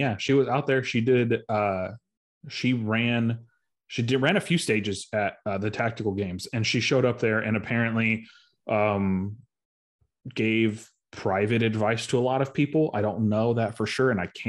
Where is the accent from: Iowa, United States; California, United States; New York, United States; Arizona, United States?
Arizona, United States; Cause I'm from Arizona. I have no idea who that person is.